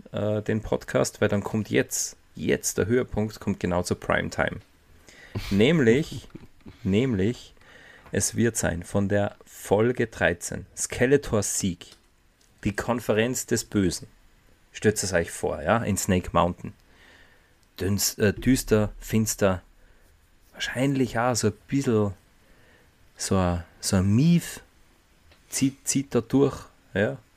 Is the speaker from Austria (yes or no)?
yes; Austria; Bei uns in Österreich